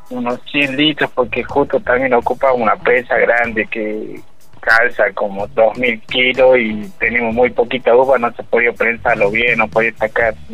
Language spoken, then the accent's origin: Spanish; Cafayate, Salta, Argentina; Y bueno, eh, nosotros somos de aquí de Cafayate.